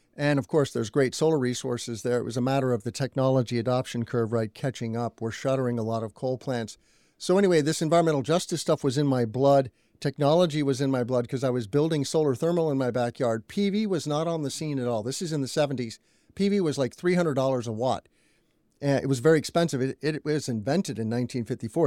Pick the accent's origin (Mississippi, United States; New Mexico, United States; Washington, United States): New Mexico, United States; Albuquerque; also born or lived in Indiana; now in Illinois, United States; My family moved to New Mexico when I was two years old